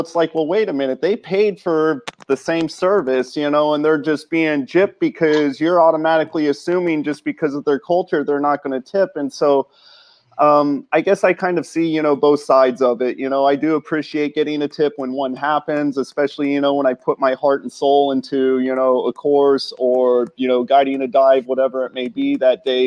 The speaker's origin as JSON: {"language": "English", "country": "United States", "also_born_or_lived": "Dutch island", "moved": "as an adult", "lives_now": "Netherlands", "said": "I am from the States originally"}